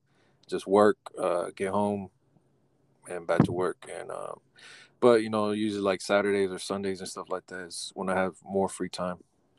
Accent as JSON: {"language": "English", "town": "Sacramento", "region": "California", "country": "United States", "said": "Well, I'm from Sacramento, California. So out in California, and it's nice and warm already."}